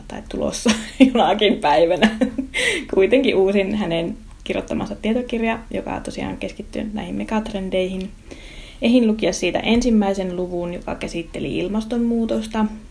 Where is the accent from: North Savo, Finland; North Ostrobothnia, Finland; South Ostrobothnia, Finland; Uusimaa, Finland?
North Ostrobothnia, Finland; Raahe; Raahe on mun kotikaupunki, mä oon täältä kotoosi ja mä ylipiästi raahelainen